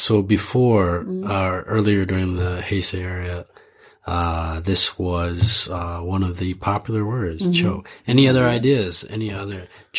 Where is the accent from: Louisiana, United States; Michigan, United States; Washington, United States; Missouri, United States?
Michigan, United States; Ann Arbor; also born or lived in Idaho; now in Sapporo, Japan; I was born in Idaho. It has very cold winters with a lot of snow, but I grew up in Ann Arbor. It has very cold winters and it's very dark.